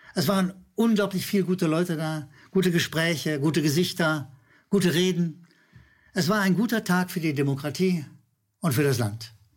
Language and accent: German; Berlin, Germany; als Berliner